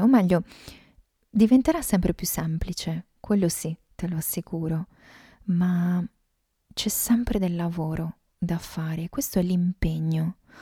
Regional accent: Veneto, Italy; sono veneta

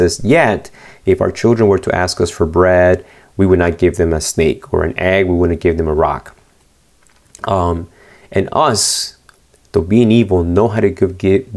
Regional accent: Argentina; moved away; when I was born in Argentina, Pastor Ariel Barrios is the one that dedicated me

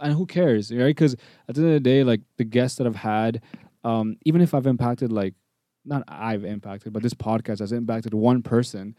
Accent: Toronto, Ontario, Canada; I was born in Toronto, um, born and raised, live in North York

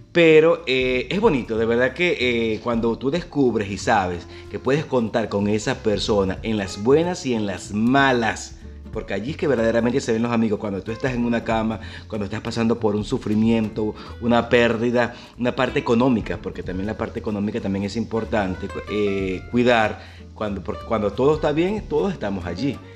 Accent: Maturín, Monagas, Venezuela; lo que pasa es que yo soy docente también y vengo desde Maturín y yo trabajaba en una escuela bolivariana

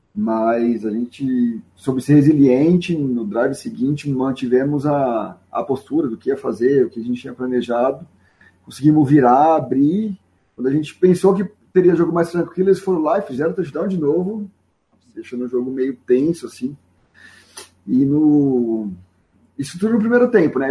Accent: Barretos, São Paulo, Brazil; now in Olímpia, Brazil; Eu sou de Barretos, mas atualmente eu moro em Olímpia

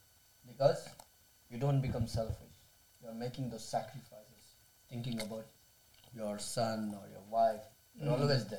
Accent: India; moved away as an adult; now in England, United Kingdom; I'm born and bred in India. Now I've migrated.

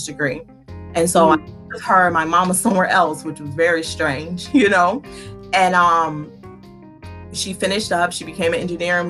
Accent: Louisiana, United States; moved away; I was born in Louisiana. So most of my family lives in Louisiana

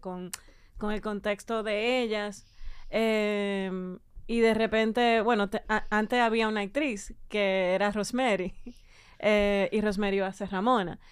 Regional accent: Dominican Republic; uno como dominicano de clase media

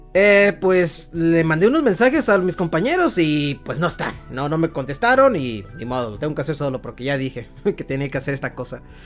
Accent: Mexico; soy mexicano que creció con las cancioncitas icónicas de Dragon Ball

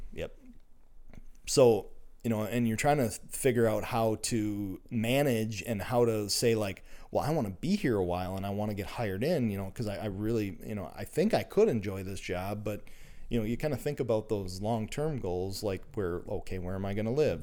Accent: Minnesota, United States; I'm, uh, born and raised in Minnesota

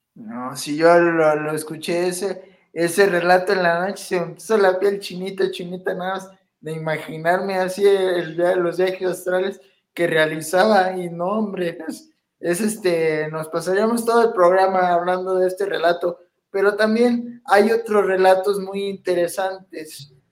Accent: Pachuca, Hidalgo, Mexico; soy de aquí de Pachuca.

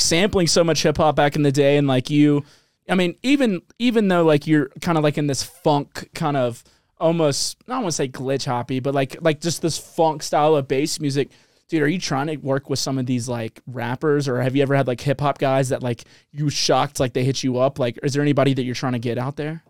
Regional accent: New Orleans, Louisiana, United States; I come from New Orleans

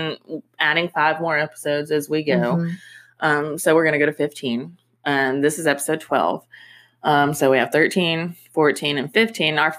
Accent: United States

